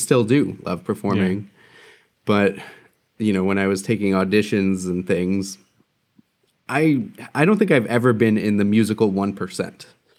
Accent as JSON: {"language": "English", "region": "New Jersey", "country": "United States", "tie": "born or raised there", "lives_now": "Milwaukee, United States", "said": "I grew up on the East Coast in New Jersey."}